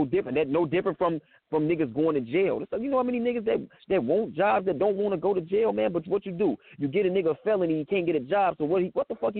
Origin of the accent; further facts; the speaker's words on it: Chicago, Illinois, United States; I'm from Chicago